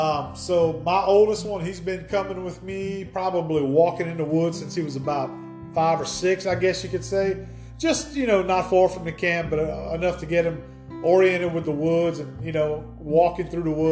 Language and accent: English; Louisiana, United States; born or raised there